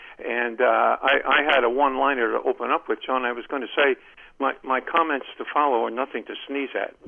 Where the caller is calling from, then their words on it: Columbia, Maryland, United States; Hey, guys. … from Columbia